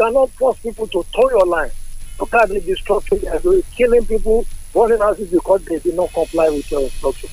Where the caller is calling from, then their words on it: Oban, Cross River, Nigeria; I'm calling from Oban.